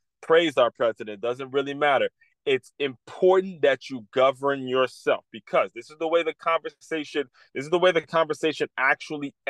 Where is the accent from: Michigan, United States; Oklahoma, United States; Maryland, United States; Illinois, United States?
Maryland, United States; Silver Spring; moved away as an adult; now in West Palm Beach, United States; I grew up in Silver Spring, Maryland. I grew up in the D.C., Maryland area, the DMV.